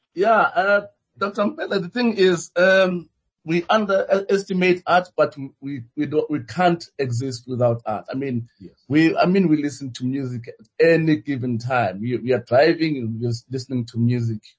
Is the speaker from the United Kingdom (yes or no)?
no; South Africa